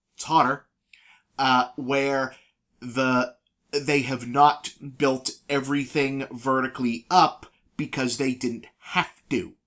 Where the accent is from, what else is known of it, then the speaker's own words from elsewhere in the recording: New England, United States; moved away; we're from New England